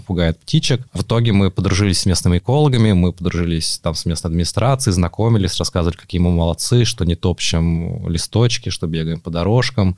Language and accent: Russian; Moscow, Russia; Я сам вырос в Москве, в Измайлово